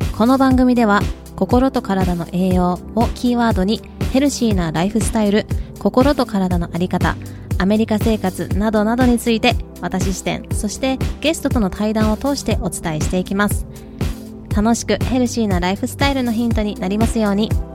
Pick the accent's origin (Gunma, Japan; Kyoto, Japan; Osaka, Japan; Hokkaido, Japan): Kyoto, Japan; moved away as an adult; also born or lived in United States; now in Hawaii, United States; 私はね京都の育ちなので海にあんまり行ったことがなくてあとはアメリカでも内陸の方が多かった